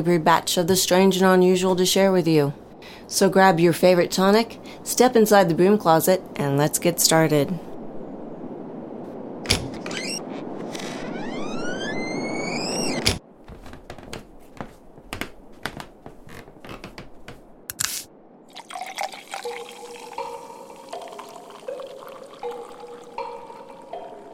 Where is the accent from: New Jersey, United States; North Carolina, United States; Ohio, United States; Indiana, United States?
Ohio, United States; Dayton; near Dayton, my hometown